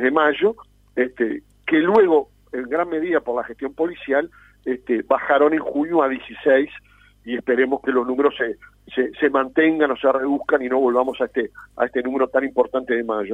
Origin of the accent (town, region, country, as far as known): Uruguay